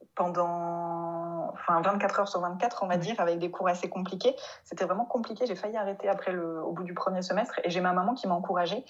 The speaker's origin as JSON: {"language": "French", "country": "France", "also_born_or_lived": "Mainz, Germany", "accent": "French", "first_language": "French", "moved": "as an adult", "said": "je vienne de France et que j'ai un gros accent français"}